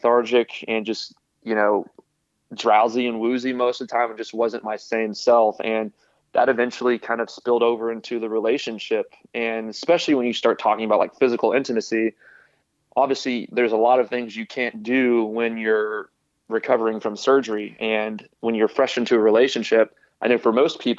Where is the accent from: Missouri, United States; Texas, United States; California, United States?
Texas, United States; Houston; now in Austin, United States; I grew up in Houston and I'm currently living in Austin